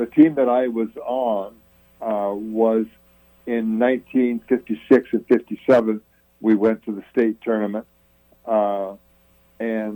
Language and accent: English; Port Angeles, Washington, United States; moved away; So in Port Angeles, that was a great town growing up in. I grew up in Cherry Hill, on 10th Street